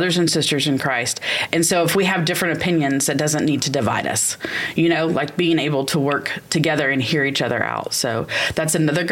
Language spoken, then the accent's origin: English; Alvin, Texas, United States; Growing up in Alvin, Texas, we always had a Kroger.